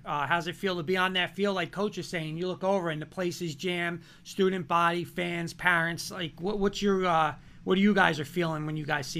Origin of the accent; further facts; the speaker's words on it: Garfield, New Jersey, United States; I'm originally from Garfield.